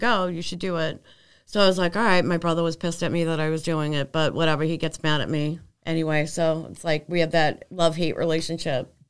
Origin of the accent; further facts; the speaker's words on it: Arlington, Massachusetts, United States; also born or lived in Michigan; we grew up together on Bottom Street